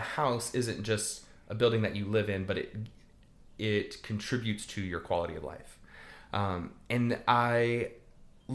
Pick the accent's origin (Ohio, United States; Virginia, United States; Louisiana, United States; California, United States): Louisiana, United States; South; I grew up in South Louisiana